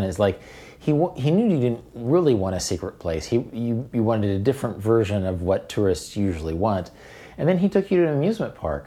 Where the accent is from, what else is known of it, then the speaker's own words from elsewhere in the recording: Wichita, Kansas, United States; I grew up in Wichita with Cowtown